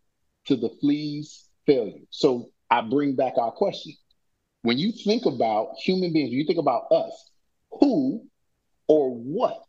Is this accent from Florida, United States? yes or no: yes; Orlando, Florida, United States; where we grew up in Orlando